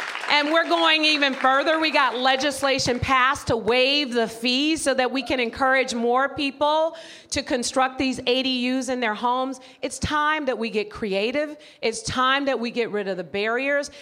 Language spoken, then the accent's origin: English; San Francisco, California, United States; the people that I grew up with in San Francisco